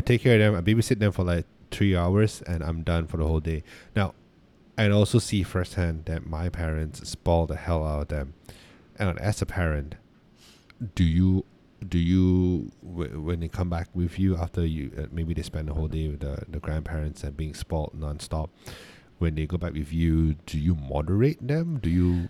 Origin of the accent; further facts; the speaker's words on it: Malaysia; we're from Malaysia